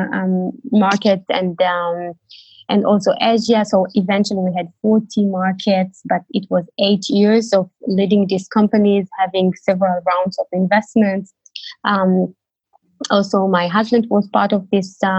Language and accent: English; Tel Aviv, Tel Aviv District, Israel; moved away as an adult; now in Berlin, Germany; I live in Berlin for 6 years. I'm originally from Tel Aviv